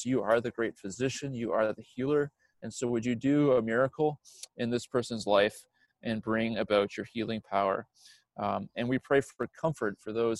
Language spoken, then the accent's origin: English; New Brunswick, Canada; I'm from New Brunswick